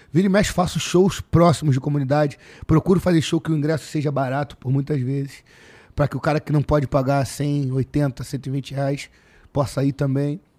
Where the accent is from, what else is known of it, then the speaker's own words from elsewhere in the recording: Rio de Janeiro, Brazil; born there; Nasci. Eu nasci na Joaquim na Luz Maçom